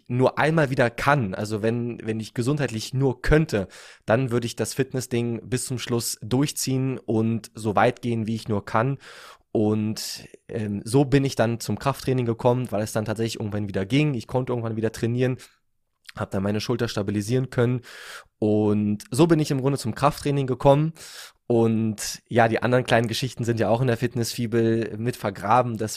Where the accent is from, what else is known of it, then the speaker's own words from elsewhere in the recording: Berlin, Germany; Ich komme aus Berlin. Ich bin 28 Jahre alt jetzt.